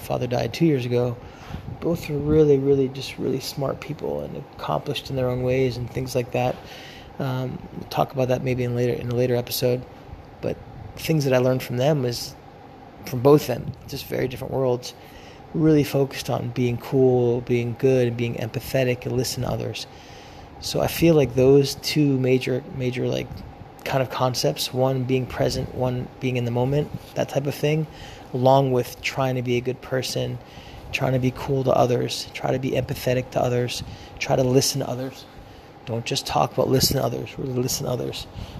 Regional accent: Philadelphia, Pennsylvania, United States; born there; also born or lived in California; I was born in Philadelphia. I grew up bicoastally between divorced parents, one parent living in California, one parent living in Philadelphia, and I actually spent my childhood living between both coasts.

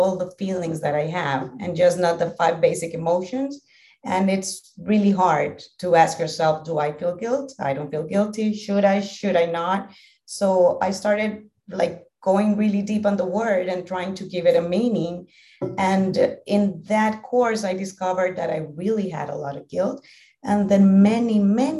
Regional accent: Honduras; English is a second language; also born or lived in Spain; I'm from Honduras, a small country in Central America, in the heart of Central America. I've lived here all my life

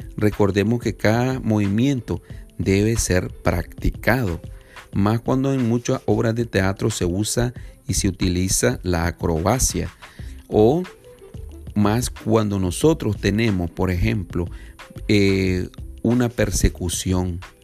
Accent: Nicaragua; somos nicaragüenses, por gracia de Dios. Somos de Nicaragua, Centroamérica

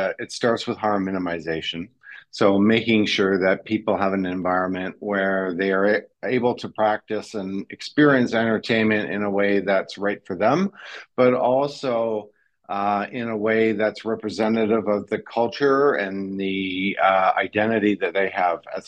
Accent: Canada; moved away as an adult; also born or lived in Quebec / Ontario / British Columbia / Netherlands; now in Australia; my parents are Dutch immigrants to Canada, and I grew up a portion of my life in Quebec and then a portion of my life in Ontario

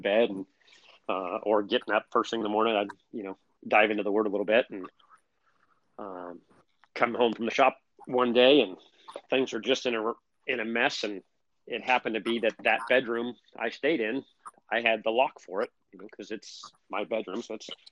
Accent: Riverside, California, United States; originally I grew up in Riverside is right next door to San Bernardino

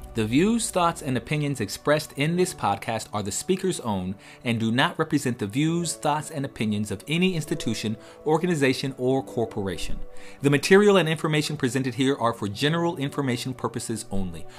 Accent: California, United States; moved away; I'm from California

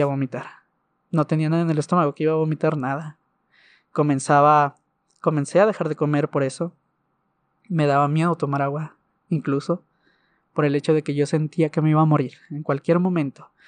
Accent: Ciudad Juárez, Chihuahua, Mexico; tengo 22 años de edad y soy de Ciudad Juárez

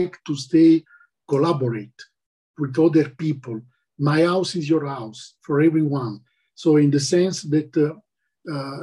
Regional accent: Taranto, Apulia, Italy; English is a second language; now in Spain; my native country in Italy, in the south, Taranto

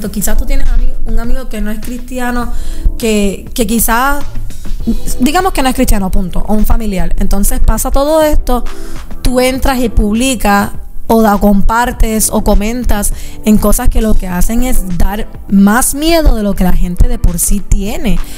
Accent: Puerto Rico; cosas que están pasando en Puerto Rico, como los temblores, eh, todas estas cosas que están pasando en mi país

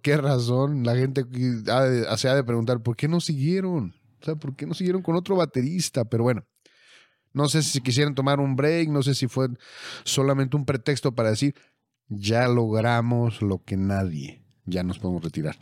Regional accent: Mexico; somos de México

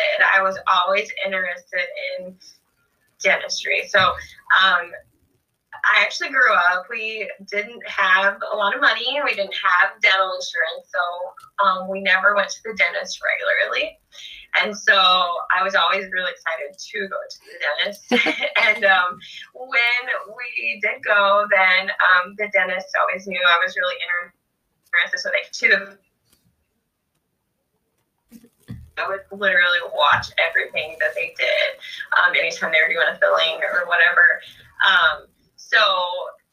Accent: Hackett, Arkansas, United States; moved away as an adult; now in Pierre, United States; I'm originally from Hackett, Arkansas, and I currently live in Pierce, South Dakota

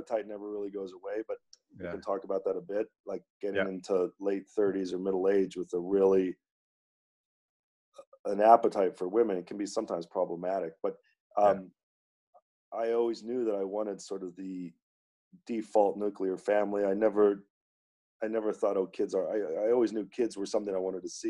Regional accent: Santa Monica, California, United States; moved away as an adult; also born or lived in Boston / New York; I was born in Santa Monica, California, and went to big public high school, a beautiful place to grow up.

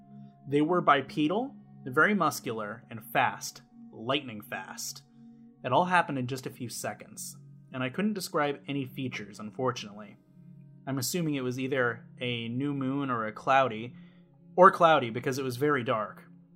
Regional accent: Ohio, United States; now in Columbus, United States; my hometown of Galleon.

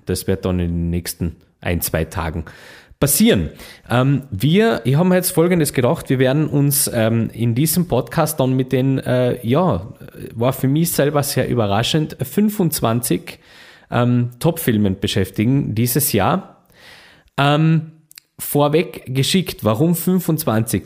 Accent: Carinthia, Austria; bei uns in Kärnten

